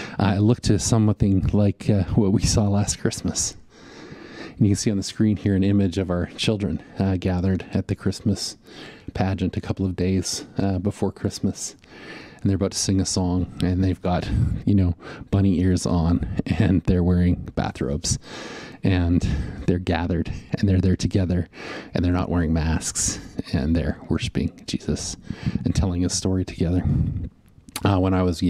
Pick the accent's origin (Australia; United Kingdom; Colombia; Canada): Canada; Western Canada; growing up in Western Canada